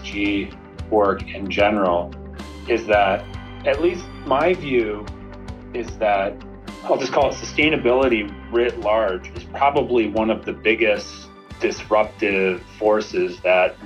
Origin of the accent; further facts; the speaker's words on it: Saline, Michigan, United States; I grew up in Saline, Michigan, which is right next to Ann Arbor